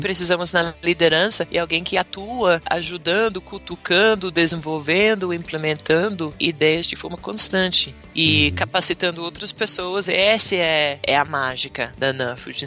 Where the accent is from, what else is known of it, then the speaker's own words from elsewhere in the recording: Western Australia, Australia; Portuguese is a second language; moved away as an adult; also born or lived in Bahia, Brazil; now in Brazil; eu cresci na Austrália